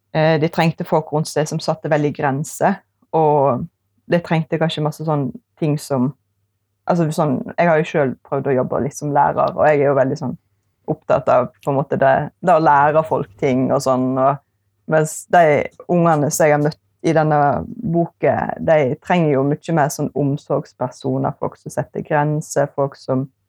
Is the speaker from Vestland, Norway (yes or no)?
yes; Eksingedalen, Vestland, Norway; jeg er fra Eksingedalen, som er den fineste plassen i verden